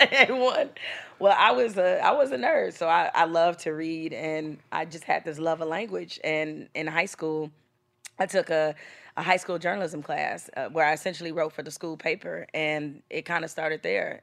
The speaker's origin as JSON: {"language": "English", "town": "Detroit", "region": "Michigan", "country": "United States", "tie": "born or raised there", "said": "growing up in Detroit in the hood"}